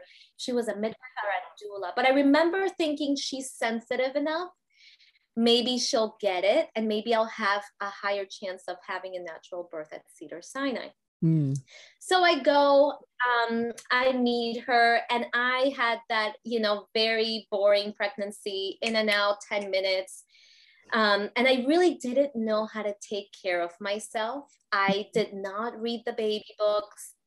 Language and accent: English; Puerto Rico; I grew up in Puerto Rico